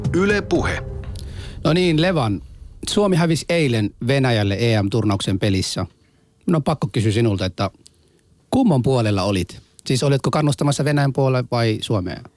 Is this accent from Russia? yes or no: no; Somalia; now in Finland; Mä oon somalaista kotoisin